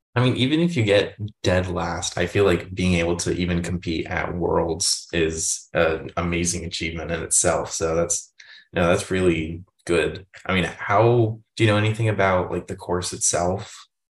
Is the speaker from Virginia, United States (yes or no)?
yes; Northern Virginia, United States; I'm from Northern Virginia